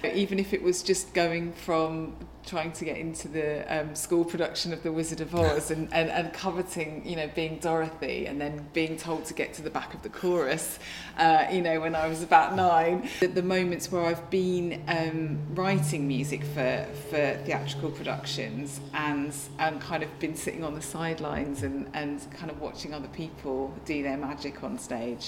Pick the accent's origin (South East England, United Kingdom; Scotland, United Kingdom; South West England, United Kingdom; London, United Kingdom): South East England, United Kingdom; Hastings; when I grew up in Hastings